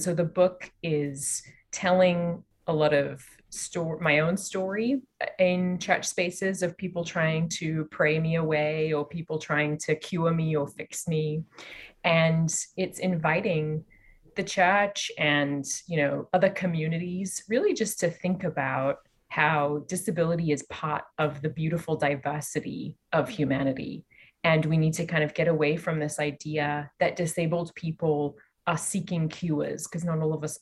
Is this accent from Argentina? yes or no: no; Australia; also born or lived in London / Canada; now in California, United States; I am from Australia. I've lived in London and Canada and here in California